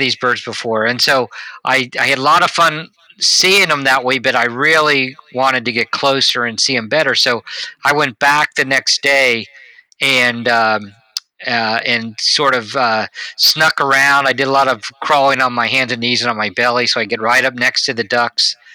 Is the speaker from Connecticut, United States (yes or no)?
no; Cincinnati, Ohio, United States; I grew up around Cincinnati